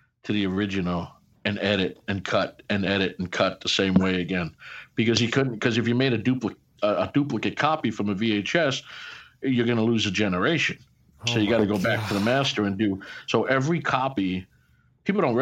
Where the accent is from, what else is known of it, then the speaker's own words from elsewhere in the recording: Glendale, New York, United States; I came from Glendale, New York